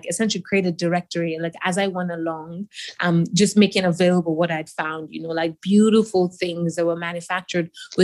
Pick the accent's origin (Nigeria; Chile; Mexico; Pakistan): Nigeria; I grew up in Nigeria